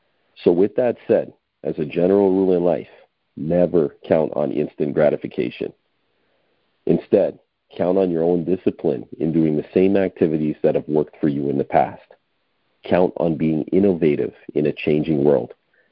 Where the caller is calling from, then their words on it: Toronto, Ontario, Canada; I'm calling in from Toronto, Ontario, Canada